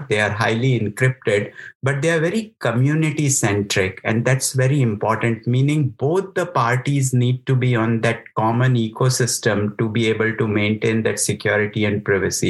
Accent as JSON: {"language": "English", "country": "India", "tie": "born or raised there", "also_born_or_lived": "United Kingdom", "moved": "as an adult", "said": "I grew up in India, studied there as an engineer, went to UK for work, did some work in India as well. And then opportunity just brought me here"}